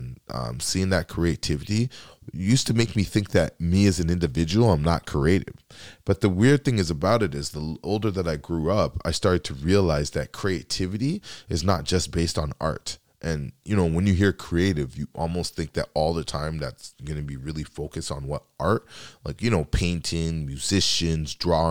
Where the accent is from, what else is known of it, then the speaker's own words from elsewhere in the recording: Canada; And as a Canadian that has a background from Dominica, it's very important to me